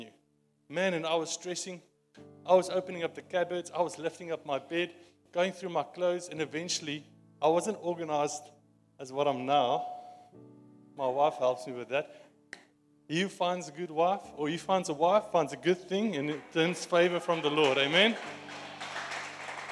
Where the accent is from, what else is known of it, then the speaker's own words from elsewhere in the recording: South Africa; accent: Afrikaans; my Afrikaans accent